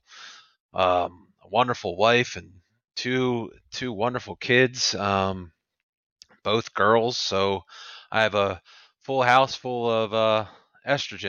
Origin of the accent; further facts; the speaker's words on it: Pennsylvania, United States; I was born, was born and raised in Pennsylvania